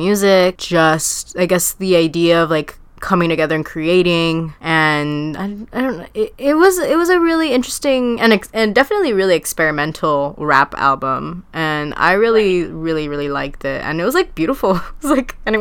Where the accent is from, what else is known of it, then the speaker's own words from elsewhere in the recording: Huntington Park, California, United States; I'm from Huntington Park, I'm from HP